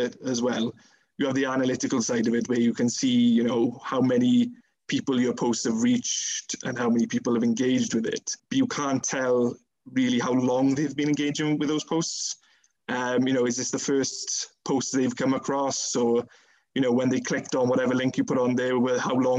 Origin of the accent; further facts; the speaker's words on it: Pencoed, Wales, United Kingdom; I still am a town councillor in Pencoed, so you know that's also helped in terms of the profile in my hometown